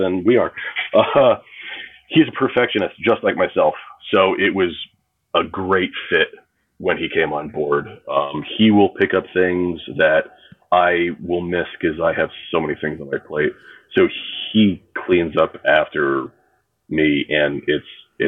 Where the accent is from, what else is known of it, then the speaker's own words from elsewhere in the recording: New Jersey, United States; moved away as an adult; also born or lived in Oregon / St. Croix, U.S. Virgin Islands; now in Orlando, United States; Growing up in New Jersey and being a beach kid